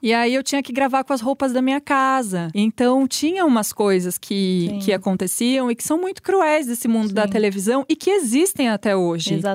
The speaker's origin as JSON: {"language": "Portuguese", "town": "Araraquara", "region": "São Paulo", "country": "Brazil", "moved": "as an adult", "lives_now": "São Paulo, Brazil", "said": "eu sou de Araraquara, né, então me mudei"}